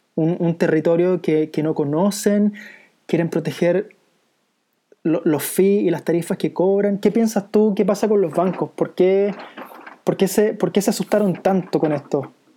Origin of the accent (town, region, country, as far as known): Chile